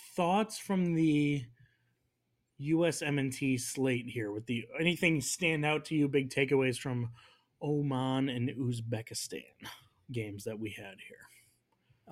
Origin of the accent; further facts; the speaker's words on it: United States; We're American